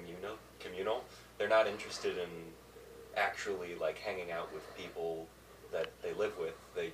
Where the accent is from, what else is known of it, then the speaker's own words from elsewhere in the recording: California, United States; I was born and raised in California